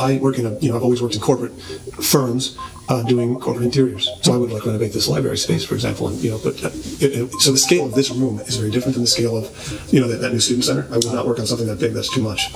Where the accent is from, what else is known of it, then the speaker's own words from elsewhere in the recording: St. Louis, Missouri, United States; moved away as an adult; also born or lived in Lawrence, Kansas / Italy / Berlin; I'm from St. Louis, Missouri